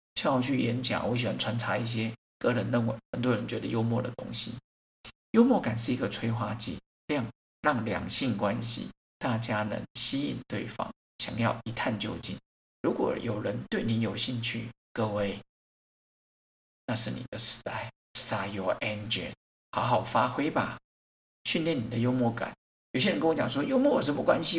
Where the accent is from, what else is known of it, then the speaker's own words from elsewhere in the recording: Xiaoli Elementary School, Bade, Taoyuan, Taiwan; 像我来自一个很小的学校， 巴德的小李国小